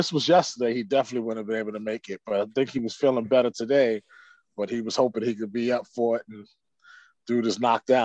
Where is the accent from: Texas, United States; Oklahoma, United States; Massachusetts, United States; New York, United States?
New York, United States; New York City; We're from the Bronx. We grew up playing our cousin's records